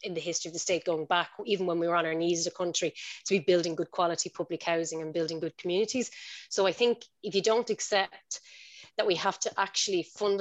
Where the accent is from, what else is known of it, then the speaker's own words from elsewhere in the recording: Tallaght, Leinster, Ireland; I spent most of my life growing up in Tala, and I love it